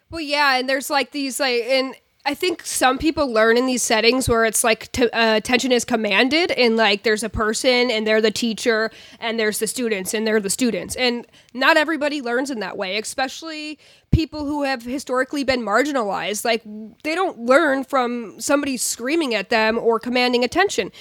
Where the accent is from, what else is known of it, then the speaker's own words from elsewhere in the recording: rural New York, United States; moved away; also born or lived in Portland; I grew up in New York and I grew up in rural New York